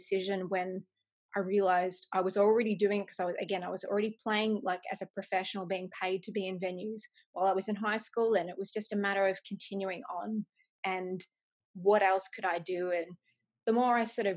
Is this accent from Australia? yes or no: yes; Melbourne, Victoria, Australia; moved away as an adult; also born or lived in Los Angeles, United States; now in Nashville, United States; I grew up in Melbourne, Australia